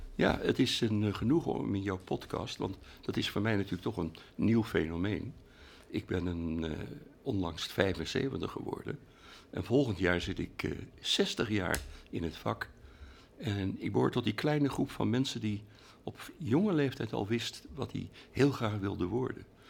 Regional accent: Rotterdam, South Holland, Netherlands; in Rotterdam, waar ik geboren ben

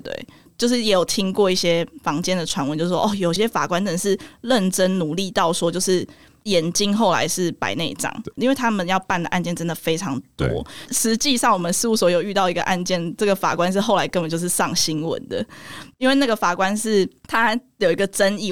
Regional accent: Nantou, central Taiwan, Taiwan; also born or lived in Taichung; 我是 台中出生，然后我OK。后来搬到南投，所以哦。算中部人

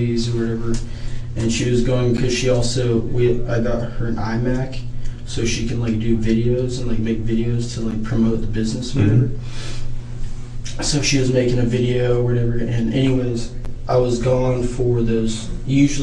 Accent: Eureka, California, United States; moved away; We're both from Humboldt County

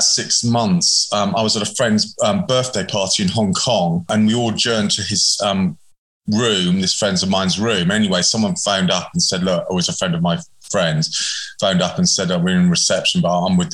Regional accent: Hastings, South East England, United Kingdom; moved away as an adult; also born or lived in London; I grew up in Hastings, or just outside Hastings, which is on the southeast coast

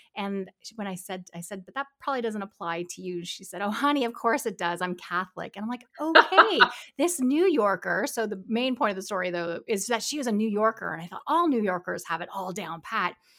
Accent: Canada; I'm a Canadian

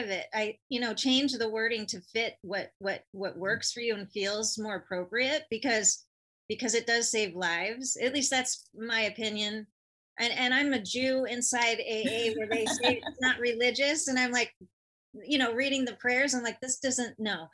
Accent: California, United States; I'm from California

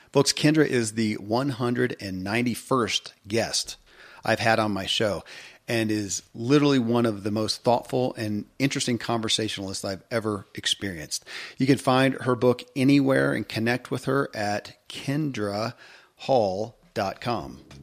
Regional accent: Kentucky, United States; born or raised there

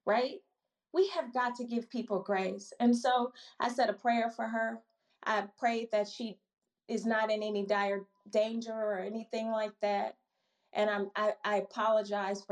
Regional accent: Milwaukee, Wisconsin, United States; moved away as an adult; also born or lived in Chicago; I'm born and raised in Milwaukee, Wisconsin, originally, and moved to Chicago for college

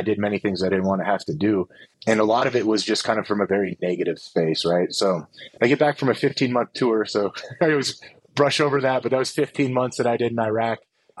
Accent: Portland, Oregon, United States; And I'm originally a West Coaster. I'm from Portland, Oregon. I grew up in a household that is very loving, but there was a lot of alcohol involved in it

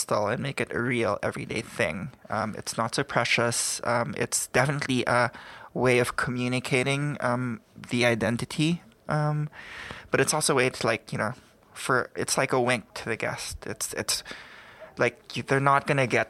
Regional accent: Philippines; moved away as an adult; now in New York, United States; I started out as a fashion designer in the Philippines

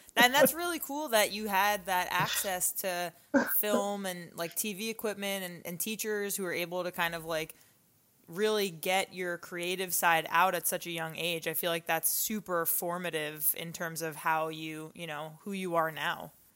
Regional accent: Long Island, New York, United States; I was born on Long Island and was on Long Island like when, you know, 9/11 happened and I just feel like as a New Yorker

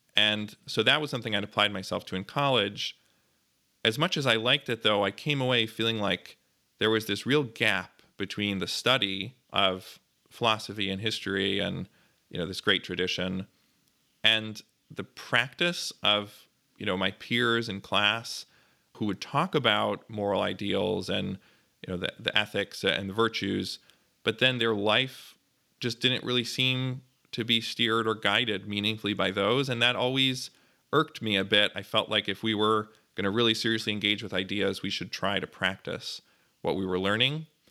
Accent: Glencoe, Illinois, United States; also born or lived in Highland Park, Illinois; now in New Haven, United States; I was born in Highland Park, Illinois, and I grew up nearby in Glencoe

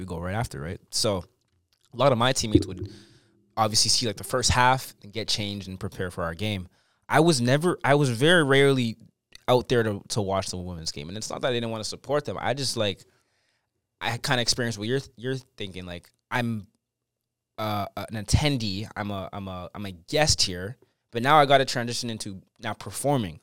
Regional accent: Canada; growing up in Canada is a blessing

